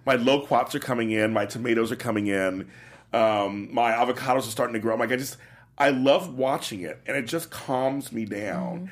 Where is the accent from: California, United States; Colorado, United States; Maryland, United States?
California, United States; Los Angeles; also born or lived in New York / Midwest; growing up in Los Angeles, part-time in New York, Midwest